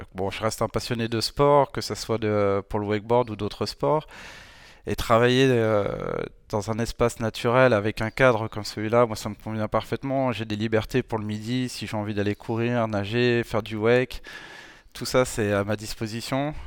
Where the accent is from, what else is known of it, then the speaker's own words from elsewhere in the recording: France; en tant que Français